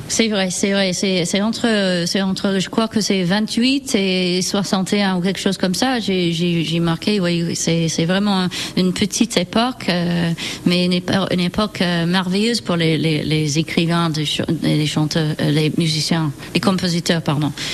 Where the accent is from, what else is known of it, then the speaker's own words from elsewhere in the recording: near Manchester, North West England, United Kingdom; French is a second language; moved away as an adult; now in France; Je suis née près de Manchester, en Angleterre